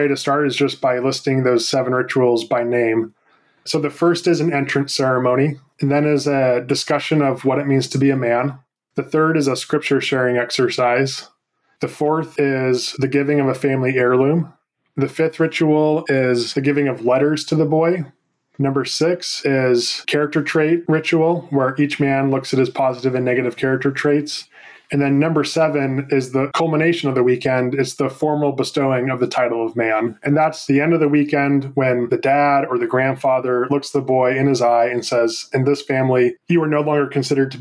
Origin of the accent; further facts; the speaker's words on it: San Francisco Bay Area, California, United States; I grew up in the San Francisco Bay Area